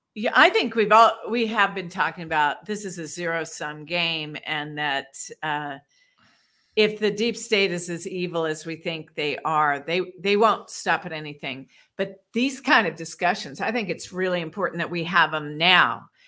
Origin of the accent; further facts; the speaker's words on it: Washington, District of Columbia, United States; I grew up in Washington, D C